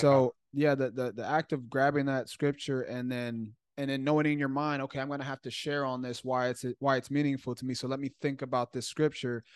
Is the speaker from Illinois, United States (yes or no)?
yes; Chicago, Illinois, United States; I grew up in Chicago